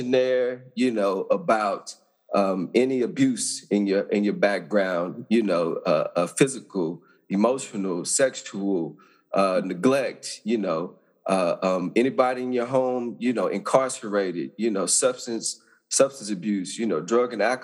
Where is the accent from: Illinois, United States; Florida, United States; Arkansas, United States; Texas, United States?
Arkansas, United States; I grew up in Arkansas, small town